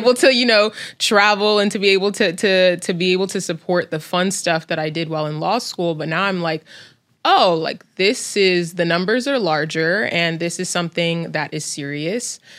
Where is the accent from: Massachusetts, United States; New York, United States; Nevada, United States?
New York, United States; New York City; growing up in New York City.